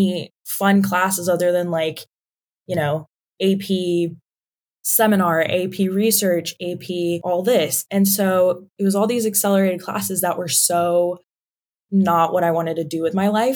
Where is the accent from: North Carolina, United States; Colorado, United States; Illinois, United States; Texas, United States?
Texas, United States; Dallas; moved away as an adult; also born or lived in Syracuse, New York / Arkansas; I'm from Dallas, Texas.